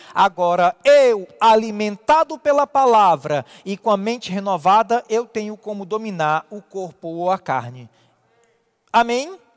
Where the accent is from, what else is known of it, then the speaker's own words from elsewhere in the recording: Ceará, Brazil; como cearense